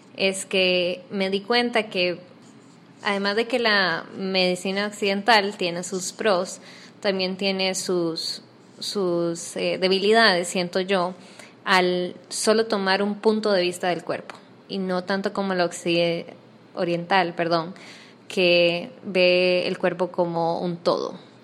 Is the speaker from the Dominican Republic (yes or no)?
no; Costa Rica; moved away as an adult; now in Panama; yo soy costarricense, eh, me mudé a Panamá hace no menos de seis meses, siete meses